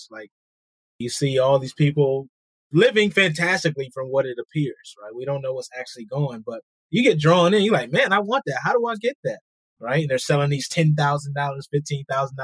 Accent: Rochester, New York, United States; I'm from Rochester, New York

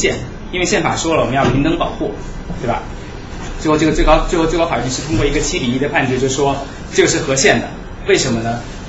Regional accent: China; 这个这个这个是对我们中国人来讲是一个非常侮辱性的一个一个段子啊。

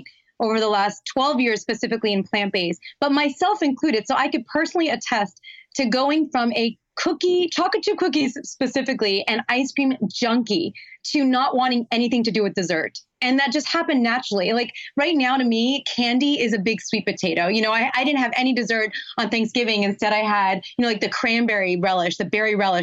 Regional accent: Los Angeles, California, United States; I grew up in Los Angeles

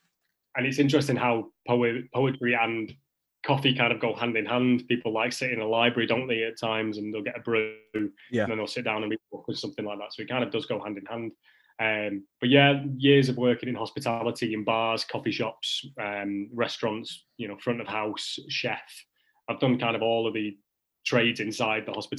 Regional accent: the north of England, United Kingdom; accent: Northern; as a Northerner

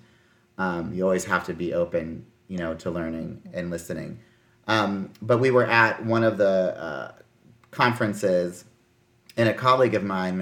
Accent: Midwest, United States; I grew up in the Midwest. I went to my town, I lived in rural towns.

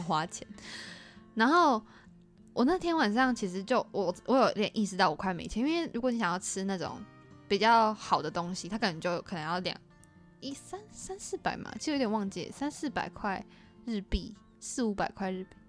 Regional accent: Taiwan; 结果搞了老半天我们都是台湾人

